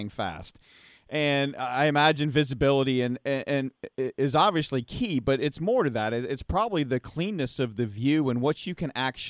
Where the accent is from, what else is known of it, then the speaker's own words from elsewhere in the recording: Massachusetts, United States; now in Carolinas, United States; I grew up in Massachusetts